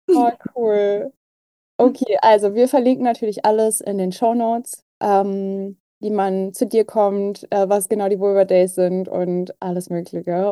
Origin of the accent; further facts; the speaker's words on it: Berlin, Germany; ich bin ja auch Berlinerin